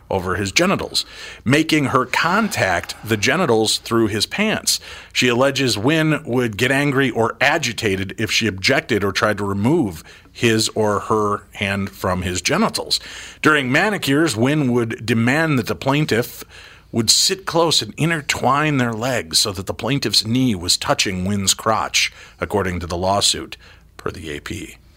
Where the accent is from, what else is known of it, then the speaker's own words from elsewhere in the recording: Chicago, Illinois, United States; well, I'm from Chicago